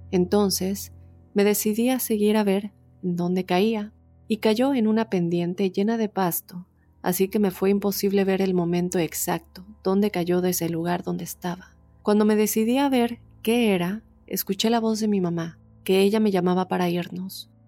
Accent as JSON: {"language": "Spanish", "town": "Tijuana", "region": "Baja California", "country": "Mexico", "said": "vivo de lo más tranquilo y feliz al lado de mi familia. Nosotros somos de Tijuana, pero por ciertas circunstancias estamos acá."}